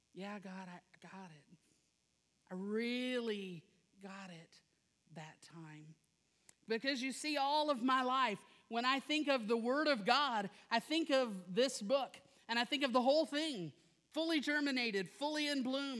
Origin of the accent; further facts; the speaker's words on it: South Louisiana, United States; I am from South Louisiana